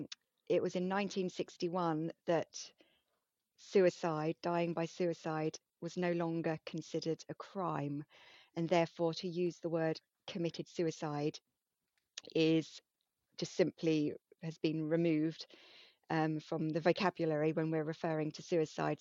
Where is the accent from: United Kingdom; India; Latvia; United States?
United Kingdom; being very British